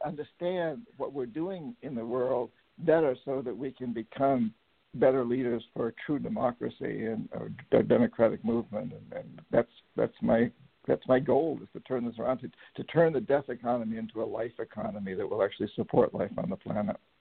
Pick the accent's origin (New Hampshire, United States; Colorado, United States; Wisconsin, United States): New Hampshire, United States; also born or lived in Latin America; now in Bainbridge Island, United States; I grew up in New Hampshire, the son of a of a teacher in a boys' boarding school